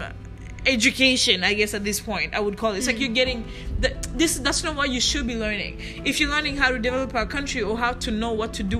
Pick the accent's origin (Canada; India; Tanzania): Canada; I happen to be Canadian. So for some reason, I am Rwandan Canadian